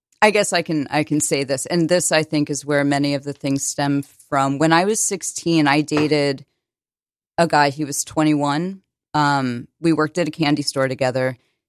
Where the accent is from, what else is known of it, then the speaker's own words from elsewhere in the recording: Connecticut, United States; also born or lived in New Jersey / Maryland / Virginia; I moved around a lot. I was born in New Jersey, moved to Maryland, then Virginia, then a number of towns in Connecticut.